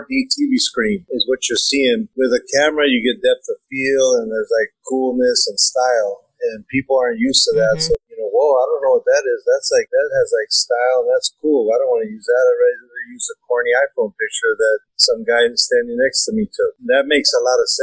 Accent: Los Angeles, California, United States; I'm a photographer and director, born and raised in Los Angeles

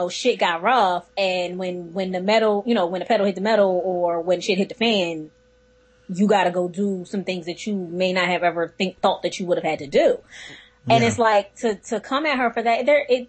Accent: Philadelphia, Pennsylvania, United States; Like I'm from Philly.

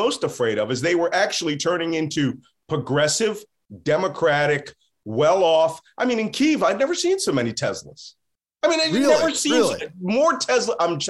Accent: Philadelphia, Pennsylvania, United States; I'm a Philadelphian

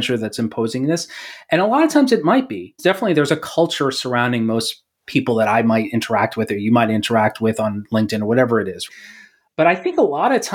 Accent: New York, United States; moved away; I'm from New York.

